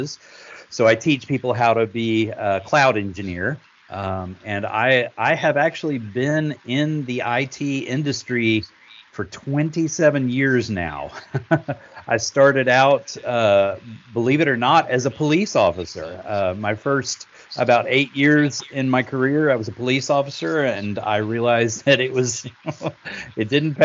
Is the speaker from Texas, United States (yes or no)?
yes; Austin, Texas, United States; I'm from Austin, Texas